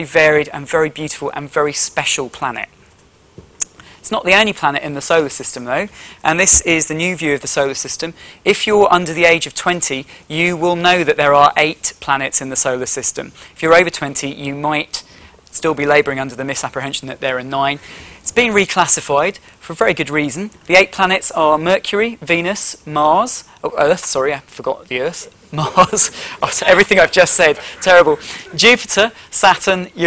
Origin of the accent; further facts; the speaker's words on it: Yorkshire and the Humber, United Kingdom; where I grew up in Yorkshire